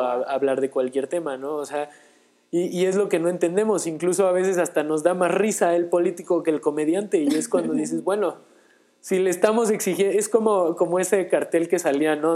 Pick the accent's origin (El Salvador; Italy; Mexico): Mexico; nosotros como mexicanos